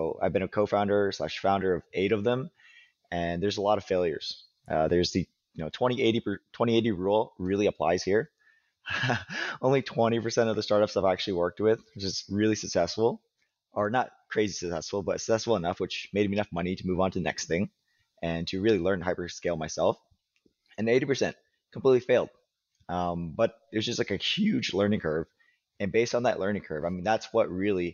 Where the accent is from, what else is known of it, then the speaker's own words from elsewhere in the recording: Wichita, Kansas, United States; I grew up in Wichita